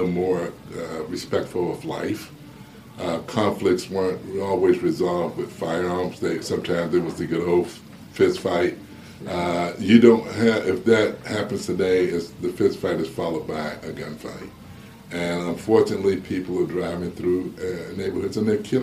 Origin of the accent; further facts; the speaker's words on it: Miami, Florida, United States; also born or lived in Tallahassee; now in Gainesville, United States; in Miami, growing up in Liberty City